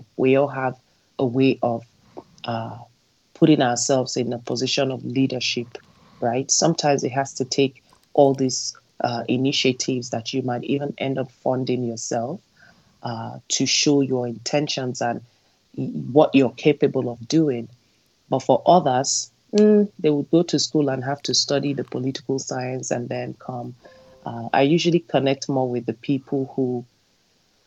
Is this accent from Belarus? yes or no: no; Nigeria; now in Calgary, Canada; Nigerians are very lavish people